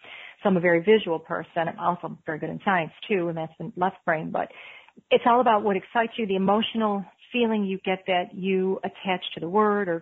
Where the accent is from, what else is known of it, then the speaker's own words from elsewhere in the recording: Buffalo, New York, United States; I'm from Buffalo.